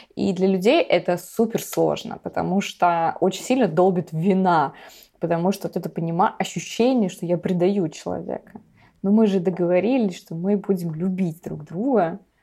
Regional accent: Vladivostok, Primorsky Krai, Russia; я вообще родилась в Владивостоке

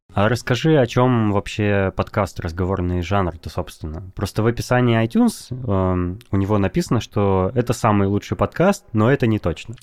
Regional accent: Novosibirsk, Novosibirsk Oblast, Russia; я из Новосибирска

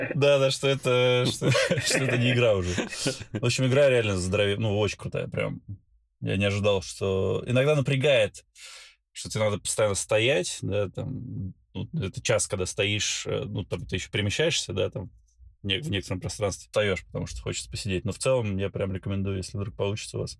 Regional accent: Belgorod, Belgorod Oblast, Russia; moved away as an adult; also born or lived in Baku, Azerbaijan / Saint Petersburg, Russia / Moscow, Russia / United States; now in Dubai, United Arab Emirates; Родился я в Баку, а, вырос в городе Белгороде

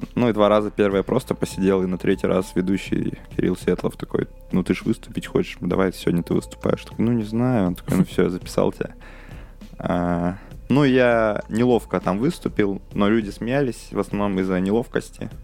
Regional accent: Udmurtia, Russia; moved away as an adult; now in Moscow, Russia; я в селе рос в Удмуртии

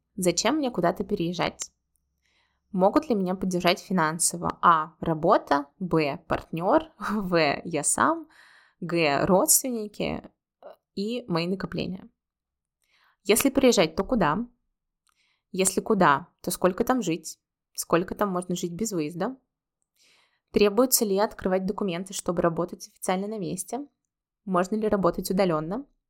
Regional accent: Russia; moved away as an adult; also born or lived in Saint Petersburg, Russia; now in Georgia; я люблю Петербург, это мой родной город, второй родной город, после моего действительно родного города

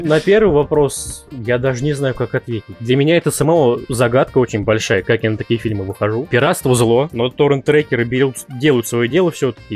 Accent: Kasimov, Ryazan Oblast, Russia; moved away as an adult; now in Ryazan, Russia; Сам я из Рязанской области, город Касимов

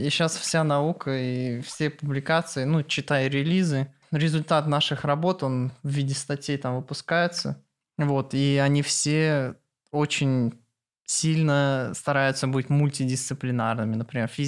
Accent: Naberezhnye Chelny, Tatarstan, Russia; Я из Челнов.

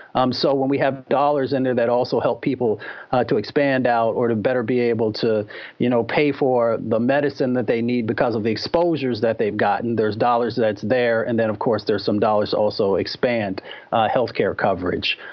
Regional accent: Appalachia and Michigan, United States; I was raised in Appalachia and in Michigan

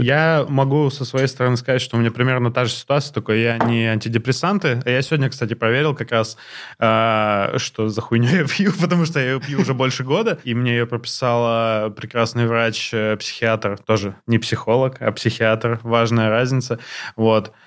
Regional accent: Blagoveshchensk, Amur Oblast, Russia; moved away as an adult; now in Moscow, Russia; когда я переехал сюда, и там меня мой новый коллега, москвич, спросил, а ты откуда? Я сказал, из Благовещенска

